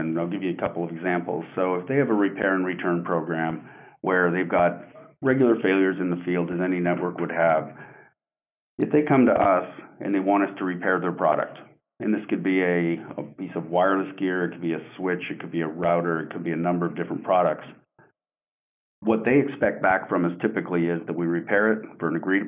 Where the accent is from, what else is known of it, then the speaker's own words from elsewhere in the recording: Canada; moved away as an adult; now in Coppell, United States; I am Canadian born and raised. I've been in the U.S. now for 20, going on 26 years.